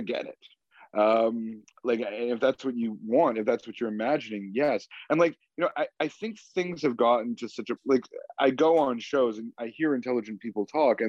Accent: Canada; I'm a Canadian and I'm a proud Canadian

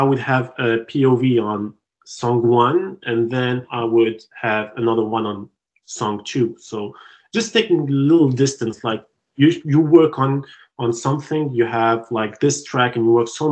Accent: Tunisia; English is a second language; moved away as an adult; now in Montreal, Canada; I was out of Tunisia, which is my home country

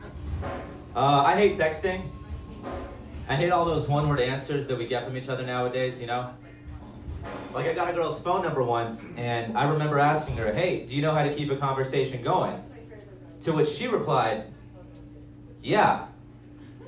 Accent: Albuquerque, New Mexico, United States; now in Littleton, United States; I moved from Albuquerque, and now I live in Littleton.

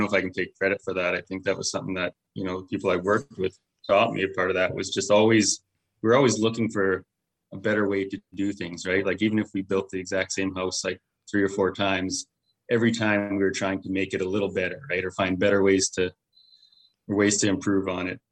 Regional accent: Medicine Hat, Alberta, Canada; I was born and raised here in Medicine Hat

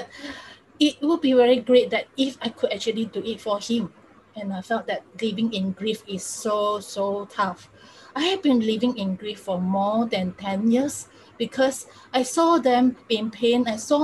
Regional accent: Singapore; I'm from Singapore.

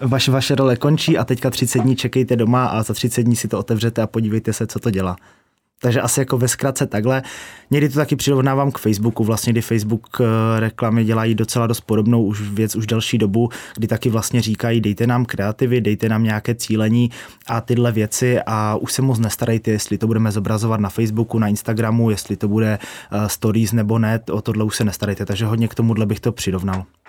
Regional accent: Ostrava, Moravian-Silesian Region, Czechia; jsme z Ostravy, což asi trošku půjde slyšet

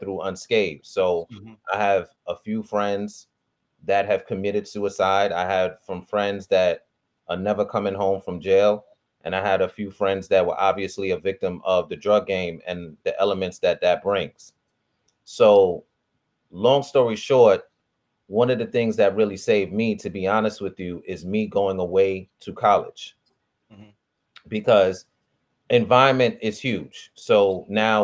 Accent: New York City, New York, United States; I grew up in Harlem

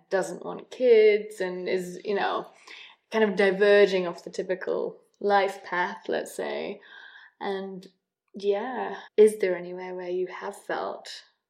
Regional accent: North Wales, United Kingdom; moved away as an adult; also born or lived in England; I grew up in a small village in North Wales, and having my mum being English, even that was enough to make me not quite Welsh enough there. But as soon as I went to university in England, I was Welsh

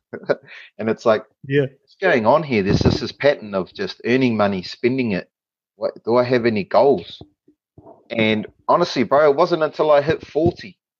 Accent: Palmerston North, Manawatū-Whanganui, New Zealand; moved away as an adult; now in Australia; I grew up in Palmerston North, so Nō Pāmutana, Manawa Tūāhau. My life in Palmy was from the ages of 0 to 26

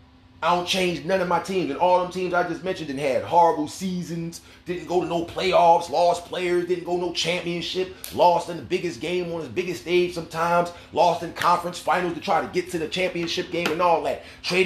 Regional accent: New York City, New York, United States; I'm from Hollis, Queens, okay?

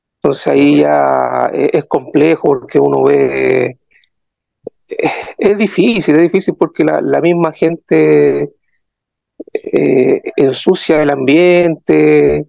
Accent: Rancagua, O'Higgins, Chile; soy de la sexta región, eh, Rancagua

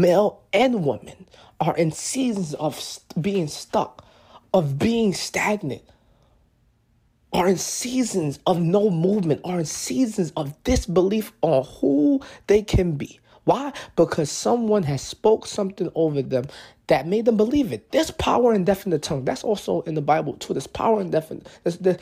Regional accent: New York, United States; I'm from New York. So, in New York, you know, graduating from high school was in June.

